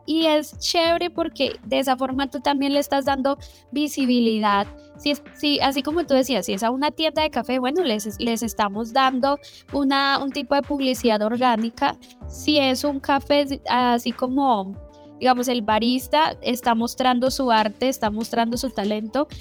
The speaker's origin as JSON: {"language": "Spanish", "country": "Colombia", "said": "yo que soy colombiano"}